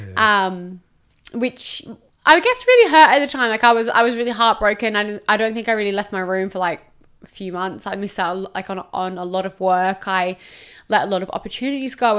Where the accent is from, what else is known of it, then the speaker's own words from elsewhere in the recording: Perth, Western Australia, Australia; moved away as an adult; now in Gold Coast, Australia; I was from Perth originally, moved to the Gold Coast